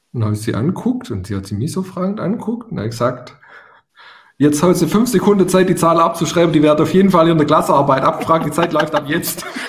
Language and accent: German; Swabia, Baden-Württemberg, Germany; accent: Swabian; ich bin damals auf einem Dorf groß geworden, darum kommt mein leichter schwäbischer Akzent